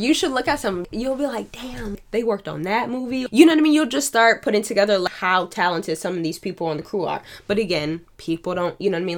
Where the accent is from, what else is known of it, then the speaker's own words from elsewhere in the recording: Niagara Falls, New York, United States; now in Buffalo, United States; I'm not from Buffalo. I'm from Niagara Falls